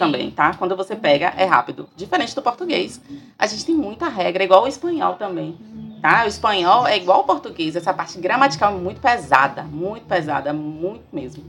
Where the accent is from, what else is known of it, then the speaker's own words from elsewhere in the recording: Brazil; nós somos brasileiros, moramos aqui